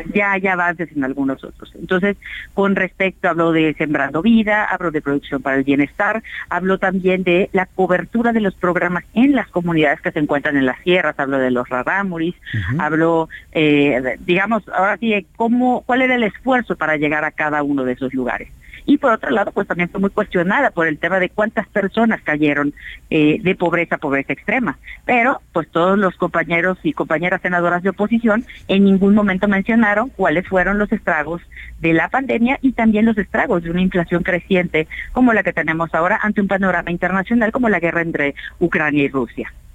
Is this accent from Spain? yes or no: no; Yucatán, Mexico; soy de Yucatán, ahí tenemos muchísima población